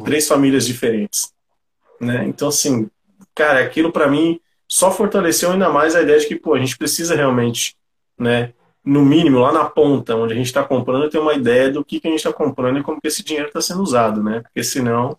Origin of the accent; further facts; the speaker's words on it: São Paulo, Brazil; sou um cara que, que vem aqui da periferia de São Paulo, sou aqui do Grajaú